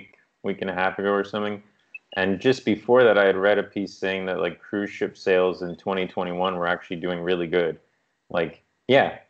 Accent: Newfoundland and Labrador, Canada; moved away as an adult; also born or lived in British Columbia; where I grew up in Newfoundland

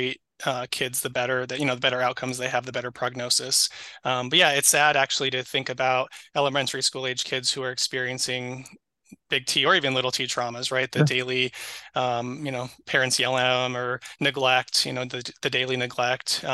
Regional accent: Twin Cities area, Minnesota, United States; also born or lived in Provo, Utah / Idaho; now in Rochester, United States; So born and raised in Minnesota. So not in Rochester, but I was born and raised up in the Twin Cities area. So Minneapolis, St. Paul suburbs

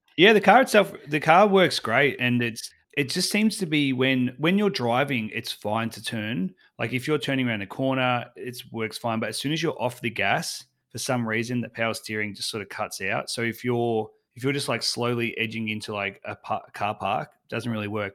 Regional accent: Australia; I'm from Australia

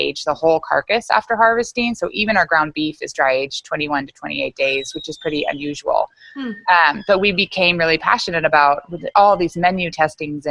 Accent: Bay Area, California, United States; moved away as an adult; also born or lived in Virginia; I'm from the Bay Area, which is now turned into Silicon Valley in California

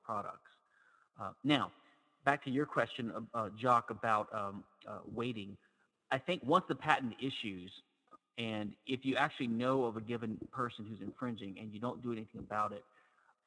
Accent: Louisiana, United States; I'm from Louisiana

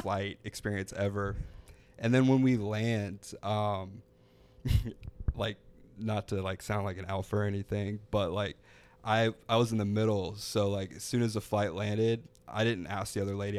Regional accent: Florida, United States; I'm from an hour north of here

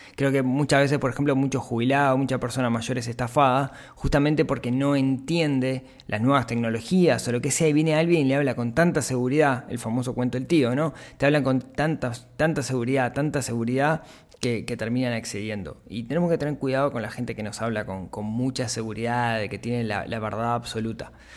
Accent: Uruguay; como uruguayos

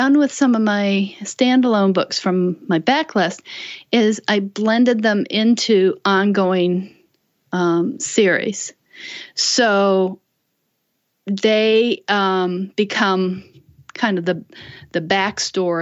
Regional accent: Illinois, United States; moved away; also born or lived in North Carolina / Washington, D.C. area; I grew up in Illinois

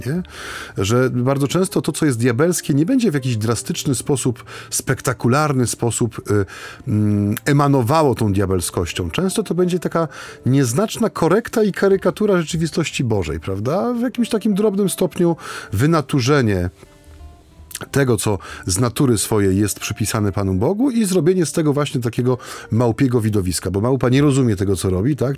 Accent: Silesian Voivodeship, Poland; U nas na Śląsku

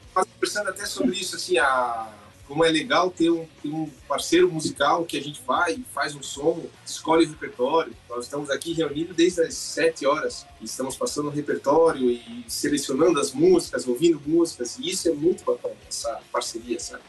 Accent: Brazil; moved away; also born or lived in United States; eu sou brasileiro, o coração vibra no Brasil, porque voltei para o Brasil

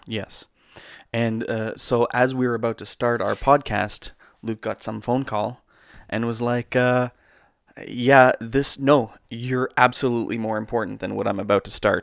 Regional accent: Canada; We're Canadian filmmakers

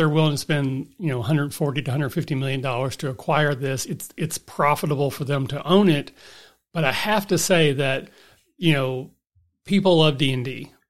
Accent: Kentucky, United States; I'm from the Appalachia. I'm born and raised in the foothills.

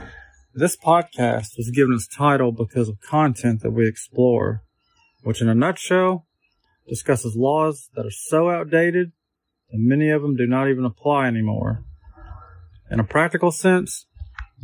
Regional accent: Arkansas, United States; my home state of Arkansas

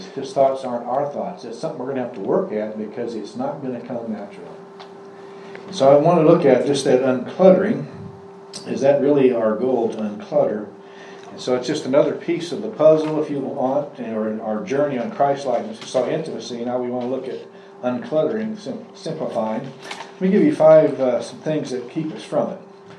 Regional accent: Iowa, United States; I was born in Iowa

